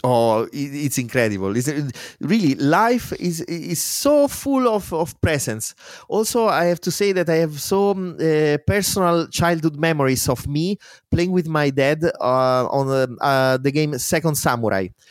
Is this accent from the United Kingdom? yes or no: no; Spoleto, Umbria, Italy; English is a second language; moved away as an adult; my hometown in Spoleto